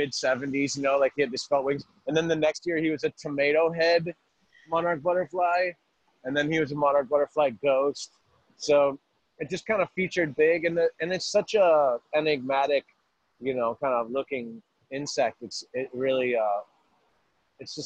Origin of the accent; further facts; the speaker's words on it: Worcester, Massachusetts, United States; growing up in Worcester, I had a desire to just do things for my city